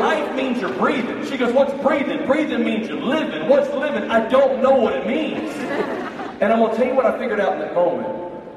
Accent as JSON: {"language": "English", "town": "Birmingham", "region": "Alabama", "country": "United States", "said": "I'm from Birmingham, Alabama"}